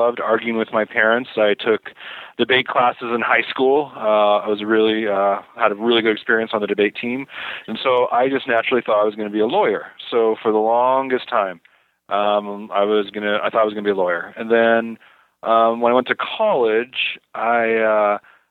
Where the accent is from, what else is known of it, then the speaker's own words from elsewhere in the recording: Salt Lake City, Utah, United States; also born or lived in Stanford, California; I grew up in Salt Lake City, so it was natural to just come back here.